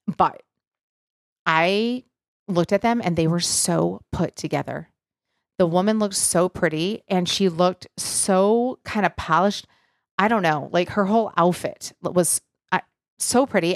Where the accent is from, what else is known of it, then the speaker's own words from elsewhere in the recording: Michigan, United States; now in Nashville, United States; growing up in Michigan, we got out mid-June, went back after Labor Day.